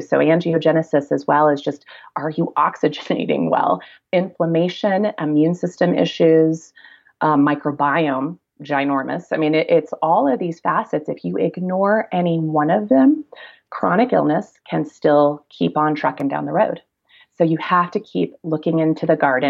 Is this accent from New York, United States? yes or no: no; Kansas, United States; moved away; also born or lived in Durango, Colorado; I'm a kid from Kansas originally